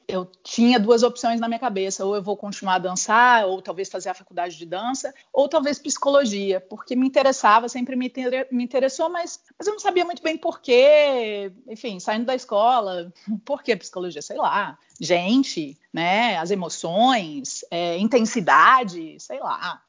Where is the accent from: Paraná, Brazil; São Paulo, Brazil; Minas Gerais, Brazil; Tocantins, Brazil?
São Paulo, Brazil; interior of; moved away as an adult; also born or lived in Rio de Janeiro; na minha cidade não que eu não nasci lá, mas onde eu cresci, minha família ainda está lá, no interior de São Paulo